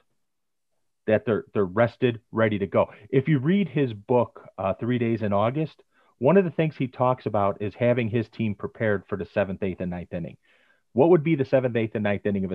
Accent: Chicago, Illinois, United States; I was born and raised on the South Side.

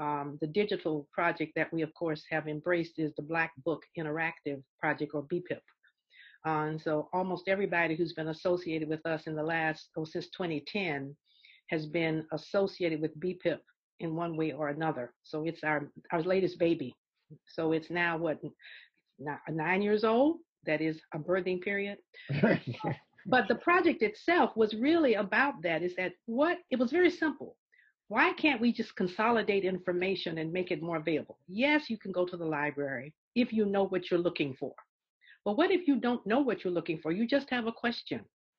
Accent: Augusta, Georgia, United States; I grew up in the South. We did have more books in our libraries, for instance, than existed in, say, the main library downtown. So I would know about books written by people in my community. I'm from Augusta, Georgia, Frank Yerby's hometown, James Brown's hometown

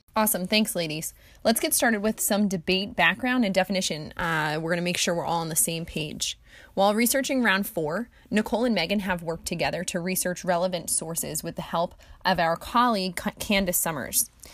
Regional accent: Jersey Shore, New Jersey, United States; I was born and raised on the Jersey Shore

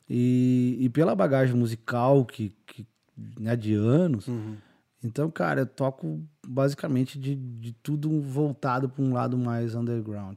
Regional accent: Bagé, Rio Grande do Sul, Brazil; moved away as an adult; also born or lived in Santa Catarina; saí de Bagé, fui pra. Morei em Santa Catarina

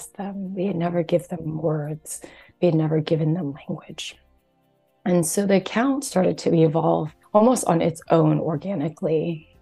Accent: New Jersey, United States; also born or lived in Taiwan; now in Houston, United States; I was raised here in America and yet was heavily steeped in our Taiwanese dialect, speaking Mandarin Chinese through both my parents, going to Chinese school on the weekends, and then also had a more kind of, I guess, white dominant environment that I grew up in, growing up in New Jersey in the suburbs

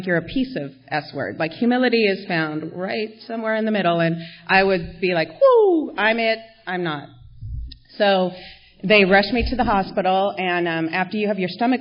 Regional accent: La Crescenta, California, United States; We grew up together in La Crescenta, where I live now

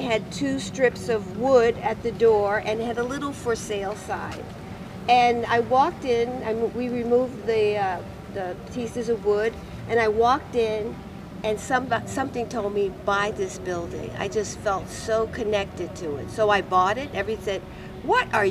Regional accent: New York City, New York, United States; moved away as an adult; now in Todos Santos, Mexico; I'm from New York City

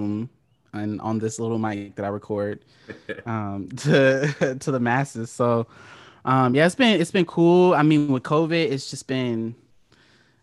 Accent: Oceanside, California, United States; I'm from San Diego, California. So I grew up it's not a small city, but it's like it's part of San Diego County called Oceanside, California

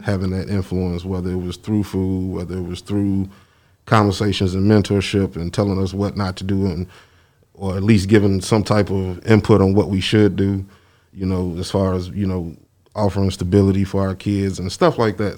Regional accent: Chicago, Illinois, United States; moved away as an adult; also born or lived in Memphis; we are from Chicago

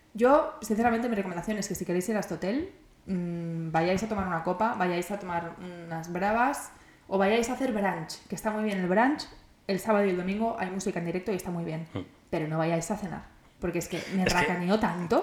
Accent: Barcelona, Catalonia, Spain; yo soy de Barcelona, yo quiero vivir en Barcelona para siempre

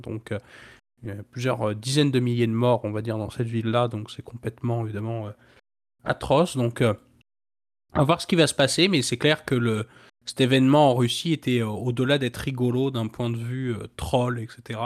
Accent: Brittany, France; ma région natale, donc la Bretagne

